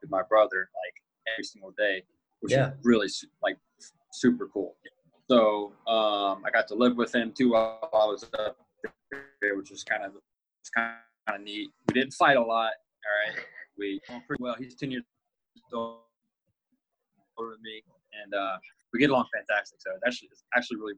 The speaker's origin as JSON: {"language": "English", "town": "Crowley", "region": "Louisiana", "country": "United States", "also_born_or_lived": "Washington, D.C. area", "moved": "as an adult", "lives_now": "Florida, United States", "said": "I'm a Louisiana boy, like you said. I'm from Crowley, Louisiana. It's a super small town."}